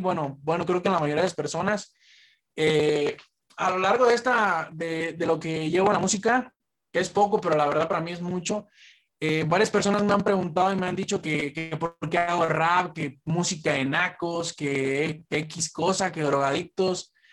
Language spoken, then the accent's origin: Spanish; Zamora, Michoacán, Mexico; yo soy de Zamora. La mayor parte del crew, bueno, todo el crew es de aquí de Jacona y yo soy de Zamora.